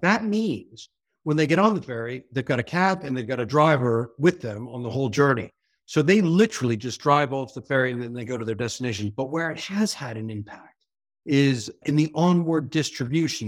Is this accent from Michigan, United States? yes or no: no; New York area, United States; accent: American; moved away as an adult; now in United Kingdom; you hear from my accent, I'm American from New York, the New York area. But I spent most of my adult life abroad and generally in the British Isles and the U K specifically